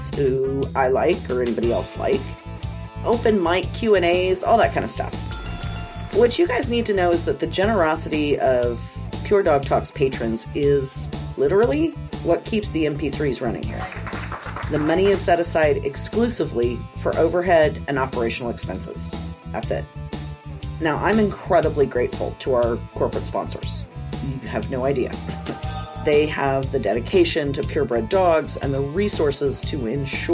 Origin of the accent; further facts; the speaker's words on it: Roseburg, Oregon, United States; Roseburg High School, class of 1986